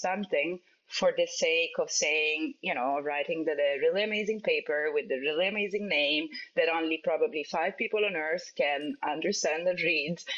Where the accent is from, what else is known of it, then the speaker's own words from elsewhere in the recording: Italy; moved away; I come from Italy